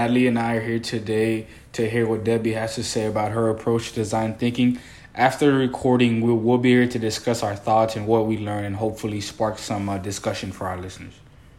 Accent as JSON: {"language": "English", "country": "Haiti", "tie": "born or raised there", "moved": "yes", "lives_now": "New Orleans, United States", "said": "I was born in Haiti and I have a military background."}